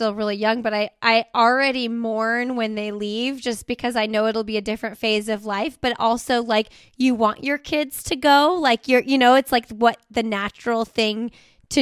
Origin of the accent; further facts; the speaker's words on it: Indiana, United States; moved away as an adult; now in Raleigh, United States; I'm from Indiana and we kind of randomly moved here.